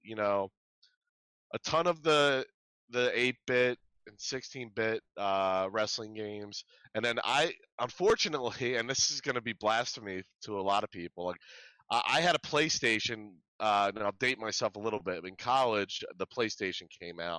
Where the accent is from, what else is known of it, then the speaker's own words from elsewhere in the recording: outside of Philadelphia, Pennsylvania, United States; also born or lived in Michigan; I grew up outside of Philadelphia